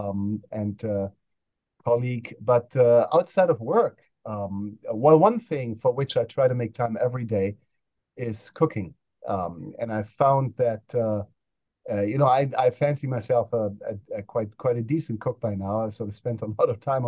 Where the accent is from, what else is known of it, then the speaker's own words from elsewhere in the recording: Germany; now in United States; I grew up in Germany